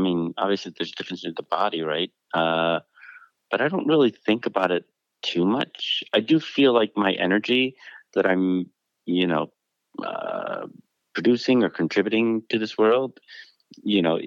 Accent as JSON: {"language": "English", "town": "Detroit", "region": "Michigan", "country": "United States", "tie": "born or raised there", "moved": "yes", "lives_now": "Los Angeles, United States", "said": "I grew up in the Detroit in the 80s"}